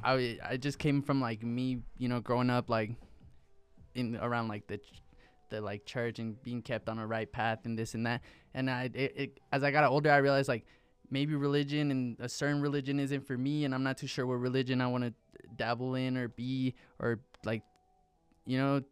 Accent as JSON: {"language": "English", "town": "Santa Fe", "region": "New Mexico", "country": "United States", "tie": "born or raised there", "also_born_or_lived": "Cuauhtémoc, Chihuahua, Mexico / Pecos, New Mexico", "said": "I grew up here in Santa Fe, um, up until sixth grade."}